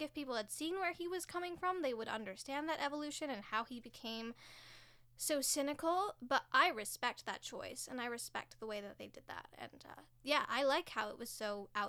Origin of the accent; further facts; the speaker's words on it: Ontario, Canada; I'm an actor from Ontario